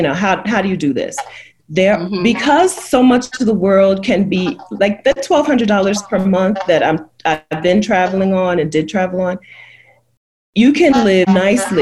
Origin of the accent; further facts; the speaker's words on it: Delaware, United States; moved away as an adult; now in Mexico; I'm from Delaware